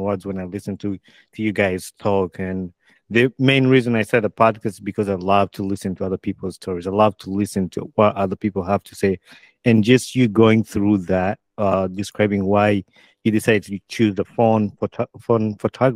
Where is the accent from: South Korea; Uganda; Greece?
Uganda; now in United States; I grew up in Uganda